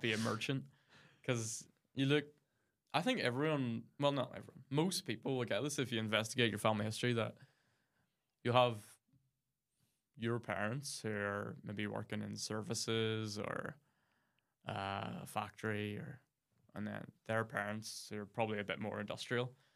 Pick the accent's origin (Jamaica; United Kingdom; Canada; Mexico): United Kingdom; near Mount Stewart, Ards Peninsula, County Down, Northern Ireland; I grew up near Mount Stuart in the Arts Peninsula, which is a country home of the, the London Dairy family who ruled kind of most of that part of the county down in the seventeen, eighteen hundreds.